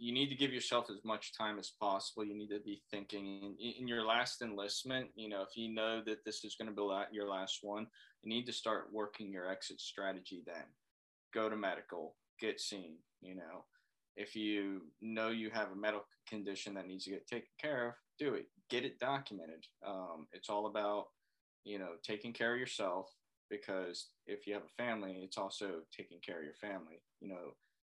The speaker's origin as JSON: {"language": "English", "region": "Florida", "country": "United States", "moved": "as an adult", "said": "I am from Florida"}